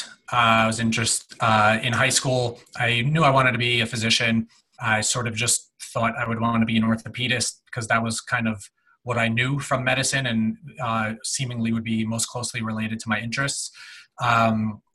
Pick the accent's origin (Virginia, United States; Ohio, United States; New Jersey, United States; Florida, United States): New Jersey, United States; moved away as an adult; now in Minnesota, United States; I grew up in New Jersey, 20 minutes out of New York